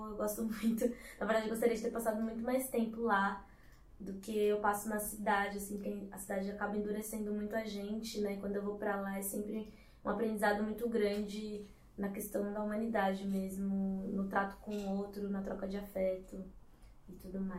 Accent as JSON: {"language": "Portuguese", "region": "São Paulo", "country": "Brazil", "tie": "born or raised there", "also_born_or_lived": "Bahia", "said": "Bom, eu fui criada na zona sul de São Paulo. Atualmente eu moro na região do Butantã, zona oeste. É... Mas como vocês falaram, nasci na Bahia, vim pra cá criança, né?"}